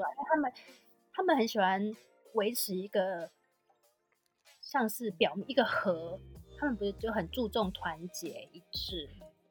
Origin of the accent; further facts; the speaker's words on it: Taiwan; 我当然会以台湾人的个性，就是我们台湾人就是讲话不会比较直接